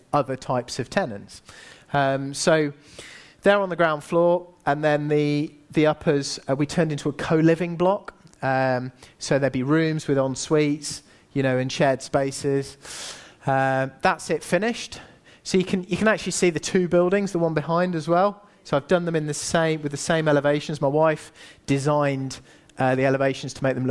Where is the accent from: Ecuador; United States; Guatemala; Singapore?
Singapore; also born or lived in Asia; now in United Kingdom; I grew up in Asia. You know, I was born in Singapore